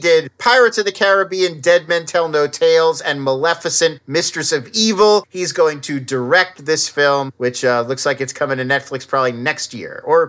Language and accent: English; Irvine, California, United States; And they were right by where I grew up in Irvine Meadows in Irvine, California.